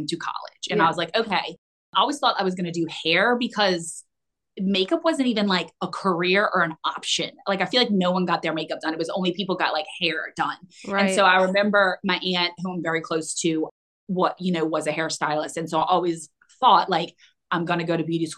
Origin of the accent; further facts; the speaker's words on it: Houston, Texas, United States; moved away; also born or lived in Destin, Florida; I was born in Houston and then we moved to Florida, actually Destin, for like a year